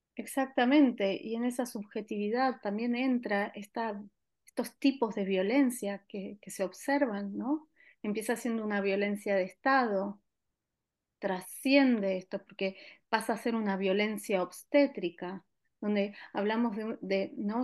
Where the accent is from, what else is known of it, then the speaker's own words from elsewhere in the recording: Argentina; now in Barcelona, Spain; en mi país de origen